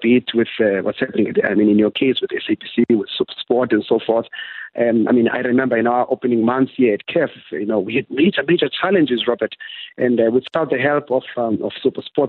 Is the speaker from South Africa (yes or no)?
yes; South Africa; I'm from South Africa myself